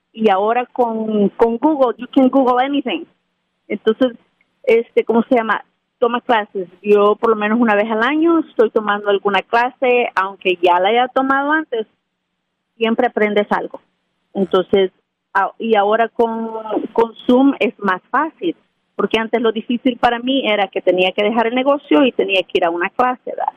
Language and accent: Spanish; Santiago Texacuangos, San Salvador, El Salvador; moved away; yo crecí en un pueblo de El Salvador que se llama Santiago Texacuangos.